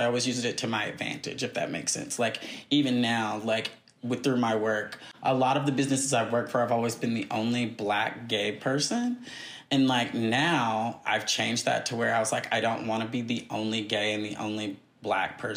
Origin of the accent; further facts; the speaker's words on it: Birmingham, Alabama, United States; I'm from Birmingham, Alabama.